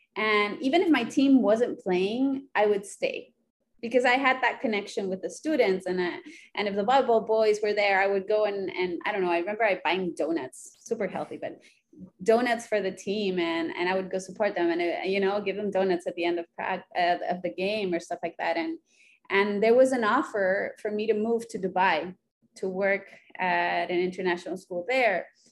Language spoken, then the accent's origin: English; Chile; moved away as an adult; also born or lived in Honduras / Santiago, Chile / United States; now in Rio de Janeiro, Brazil; Then we went back to Chile, and we lived in a city in the north of Santiago, the capital, and I and I lived there for about eight years.